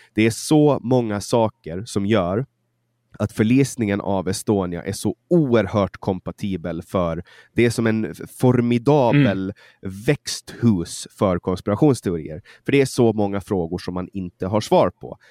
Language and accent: Swedish; Mariehamn, Åland Islands; Mariehamn, min hemstad